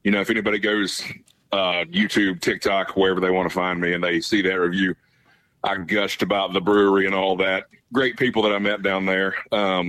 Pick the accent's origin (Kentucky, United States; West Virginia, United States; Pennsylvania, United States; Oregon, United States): West Virginia, United States; Charleston; I bartend in my hometown. Which is where? Charleston, West Virginia